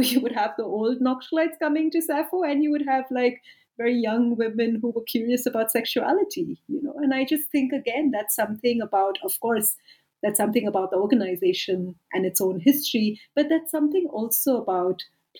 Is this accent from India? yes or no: yes; India; also born or lived in United Kingdom; now in South Africa; You know, I'm from India. I lived and worked for a decade in the UK, and now I've lived and worked for a decade in South Africa.